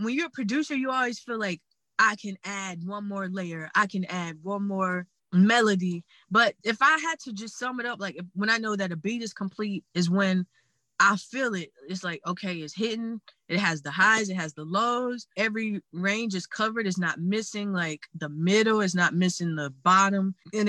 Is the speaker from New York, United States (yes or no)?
no; South Carolina, United States; now in Los Angeles, United States; I'm from South Carolina. I now reside in Los Angeles, California.